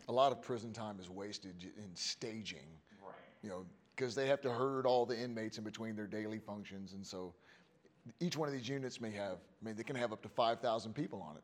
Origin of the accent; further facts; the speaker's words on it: Houston, Texas, United States; I'm from Houston, right? I'm from I'm from Texas